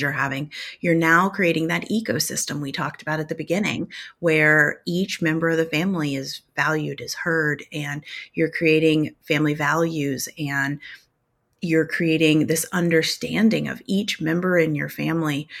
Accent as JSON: {"language": "English", "region": "Tornado Alley", "country": "United States", "tie": "born or raised there", "said": "I grew up in Tornado Alley"}